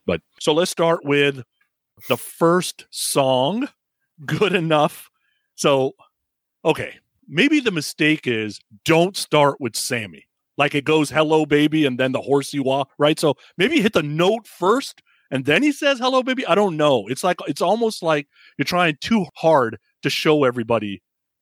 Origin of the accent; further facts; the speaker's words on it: San Francisco Bay Area, California, United States; growing up in the San Francisco Bay